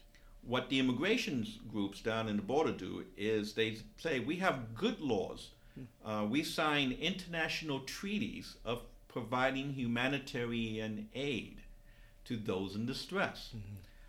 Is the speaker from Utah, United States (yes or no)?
no; New York, United States; Because I'm from New York and I'm familiar with that story more because I lived during that time.